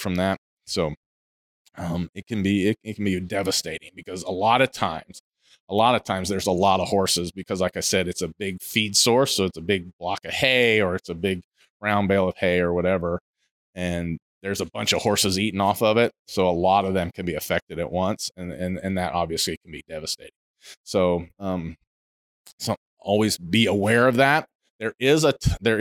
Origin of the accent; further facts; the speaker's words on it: Ohio, United States; moved away; I grew up in Ohio. I grew up in the Midwest.